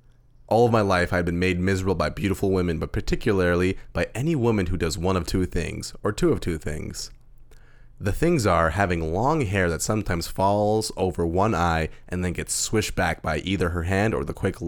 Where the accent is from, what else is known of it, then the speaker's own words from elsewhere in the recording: Winnipeg, Manitoba, Canada; I'm from Winnipeg.